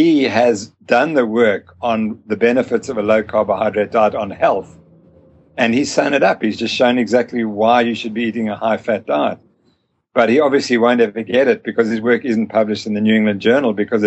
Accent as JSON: {"language": "English", "country": "Zimbabwe", "also_born_or_lived": "South Africa", "said": "I'm from Zimbabwe"}